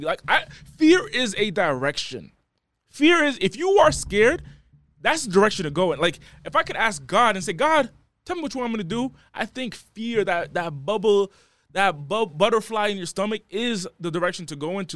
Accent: East Coast, United States; moved away as an adult; now in Los Angeles, United States; I'm from the East Coast. I just moved to L A.

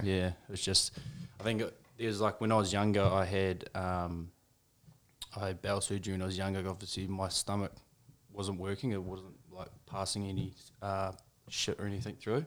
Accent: Motueka, Tasman, New Zealand; also born or lived in Nelson, New Zealand; I grew up over in Motchawaka

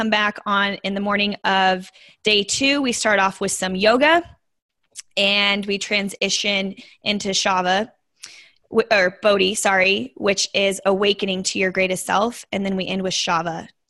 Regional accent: Las Vegas, Nevada, United States; I'm born and raised in Las Vegas. That's my hometown

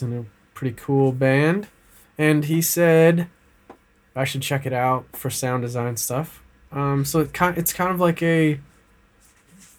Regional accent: Michigan, United States; moved away as an adult; now in Australia; I'm from Michigan

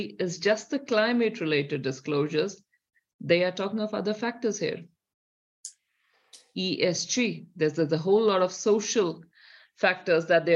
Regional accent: India; accent: Indian; moved away as an adult; now in New Zealand; if you hear by my accent, there's a definite Indian here, which is still deep in me

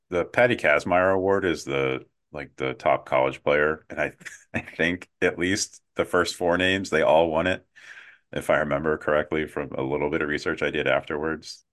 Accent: United States; as an American

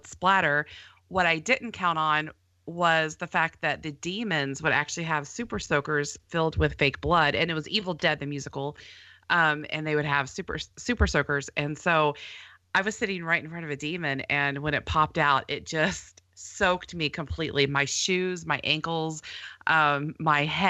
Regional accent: Texas, United States; we're Texan

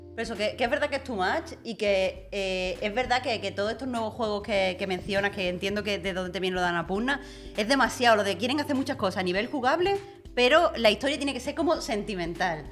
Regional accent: Andalusia, Spain; moved away as an adult; yo soy de Andalucía

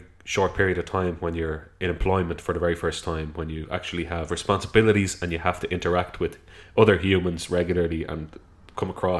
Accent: Dublin, Leinster, Ireland; we came from South County Dublin

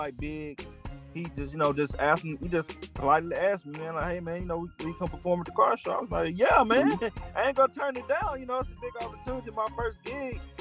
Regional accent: Minden, Louisiana, United States; also born or lived in Shreveport, Louisiana; I was born in Shreveport, Shreveport, but I was raised in Minden, which is um 30 45 minutes um from Shreveport.

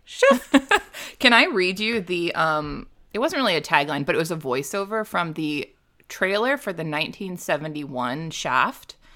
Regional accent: Midwest, United States; I'm from the Midwest.

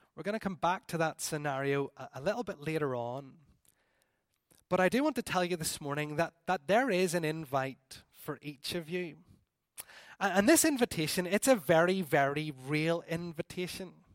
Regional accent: Northern Ireland, United Kingdom; we're from Northern Ireland

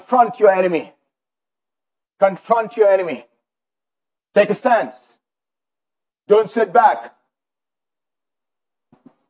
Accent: India; now in Canada; I grew up in India

